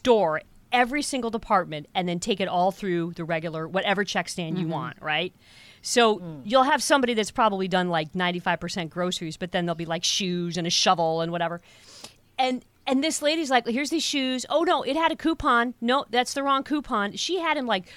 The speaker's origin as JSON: {"language": "English", "town": "Toledo", "region": "Ohio", "country": "United States", "tie": "born or raised there", "said": "I grew up in Toledo, which is like, you know, just an hour from Canada"}